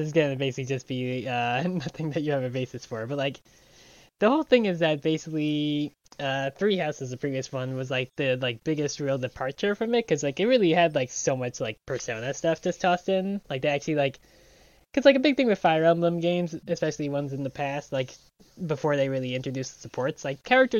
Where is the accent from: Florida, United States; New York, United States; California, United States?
New York, United States; also born or lived in Pennsylvania / Illinois; which was always what I had to do like growing up in New York, and then later on in like Pennsylvania and Illinois.